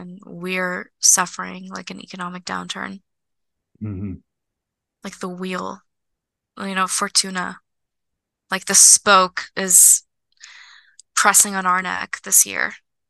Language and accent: English; Moscow, Russia; born there; Like, I was born in Moscow, and like that statue is so sentimental.